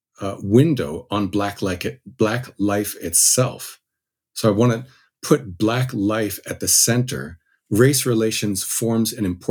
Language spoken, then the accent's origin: English; New Jersey, United States; I grew up in New Jersey